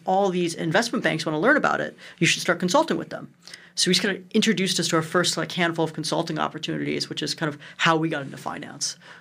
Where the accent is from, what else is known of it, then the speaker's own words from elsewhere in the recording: Cleveland, Ohio, United States; I grew up in Cleveland, one of the most interesting places in the entire